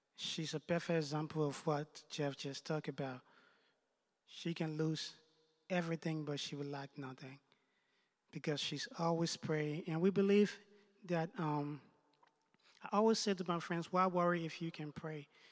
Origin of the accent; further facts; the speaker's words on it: Liberia; also born or lived in United States; now in Canada; I was born in Liberia. Um, I lived in the United States for a couple of years before moving to Canada about a year ago